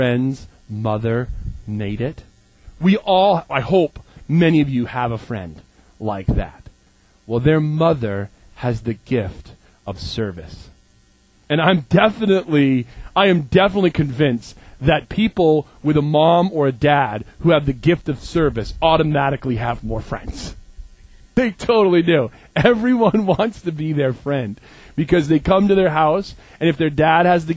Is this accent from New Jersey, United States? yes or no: no; Maine, United States; also born or lived in Minneapolis; I'm from Maine. I'm a Mainer.